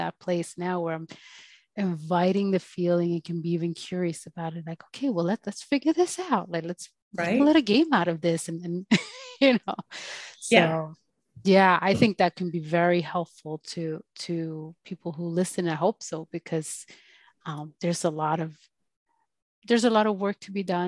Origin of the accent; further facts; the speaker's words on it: Sweden; growing up in Sweden to parents that were pretty well off